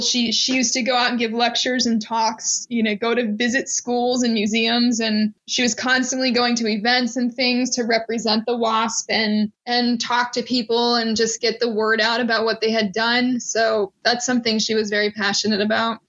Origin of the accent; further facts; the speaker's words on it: Maryland, United States; I'm from Maryland